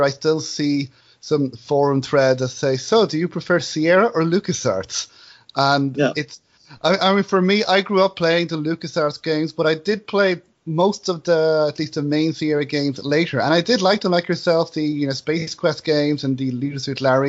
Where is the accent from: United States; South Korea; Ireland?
Ireland; as an Irishman